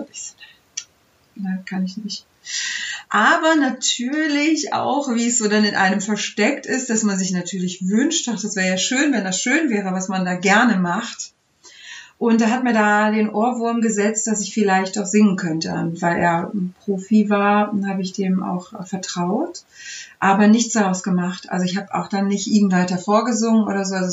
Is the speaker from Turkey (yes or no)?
yes; Turkey; now in Germany; Und ich war so weit weg von einem musikalischen Umfeld, dass ich als Türkin dachte, in Deutschland gibt es nur Kirchenchöre, äh, bei denen ich mich bewerben kann.